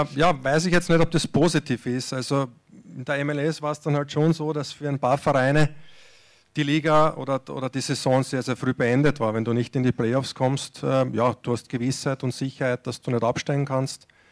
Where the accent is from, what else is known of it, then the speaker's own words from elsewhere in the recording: Austria; moved away as an adult; Ich bin jetzt äh, auch aus Österreich ja, 2006, 2006 weggegangen